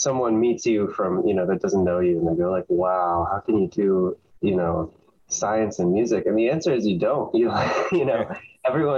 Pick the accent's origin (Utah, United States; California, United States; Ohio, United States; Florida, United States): California, United States; Davis; also born or lived in Berkeley, California; now in Los Angeles, United States; I grew up in Davis, California, close to Sacramento.